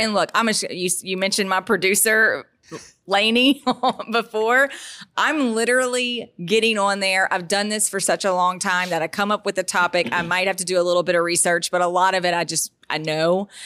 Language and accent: English; Baton Rouge, Louisiana, United States; I've been born and raised in Baton Rouge